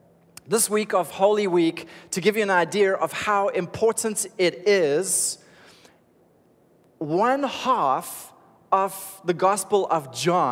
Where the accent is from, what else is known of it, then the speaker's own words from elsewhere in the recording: Cape Town, Western Cape, South Africa; I was raised in Cape Town, so this for me is home